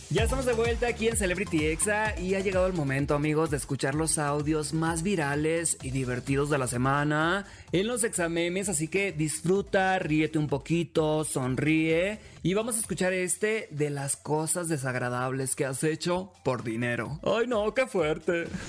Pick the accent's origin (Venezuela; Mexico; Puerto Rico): Mexico; yo como mexicano